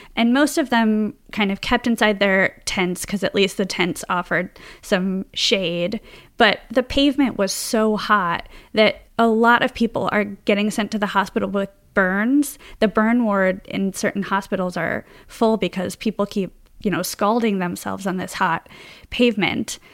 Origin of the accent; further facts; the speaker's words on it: Chicago, Illinois, United States; now in Los Angeles, United States; as a Chicagoan